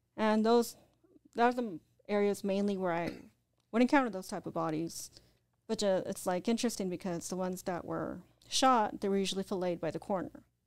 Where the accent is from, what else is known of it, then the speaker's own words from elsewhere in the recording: Orange County, California, United States; moved away; also born or lived in Whittier, Los Angeles / Riverside / Indio / Arizona; I grew up in Orange County.